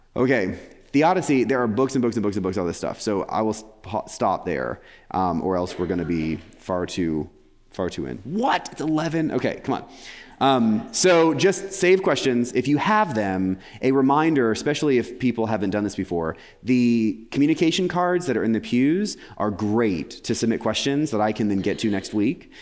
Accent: England, United Kingdom; I'm English

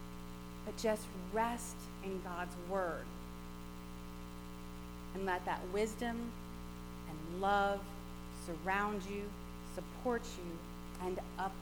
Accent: Gulf Coast, United States; growing up on the Gulf Coast and experiencing hurricanes

